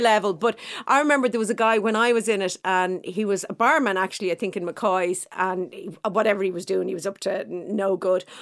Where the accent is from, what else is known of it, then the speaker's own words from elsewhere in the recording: Dublin, Leinster, Ireland; I'm from Clontarf.